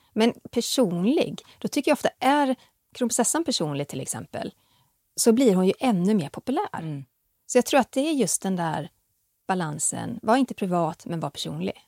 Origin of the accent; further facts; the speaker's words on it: Västergötland, Västra Götaland, Sweden; Jag är från Västergötland